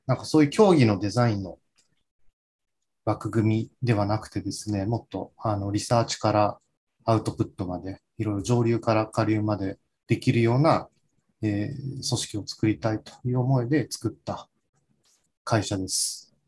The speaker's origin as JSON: {"language": "Japanese", "region": "suburbs of Tokyo", "country": "Japan", "tie": "born or raised there", "said": "私自身が東京郊外出身"}